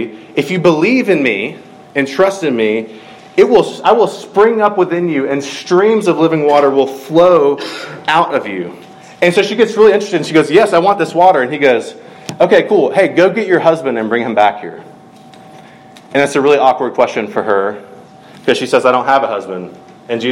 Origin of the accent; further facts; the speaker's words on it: Middle Georgia, United States; I grew up in Middle Georgia